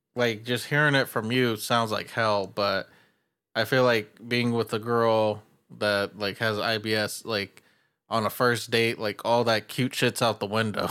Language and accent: English; California, United States; I'm from California